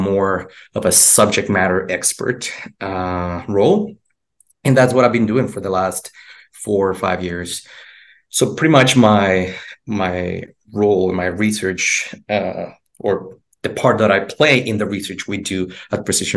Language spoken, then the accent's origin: English; Mexico; moved away as an adult; also born or lived in Houston, United States; now in United States; I'm originally from Mexico. That's where I went to college. I originally came to the United States for grad school.